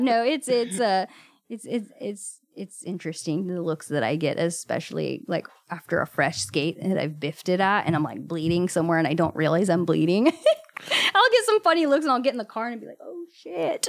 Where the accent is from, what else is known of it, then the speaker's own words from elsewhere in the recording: Watsonville, California, United States; also born or lived in Gilroy / Salinas; I grew up in Watsonville, actually, and then my family moved to Gilroy when I was about seventeen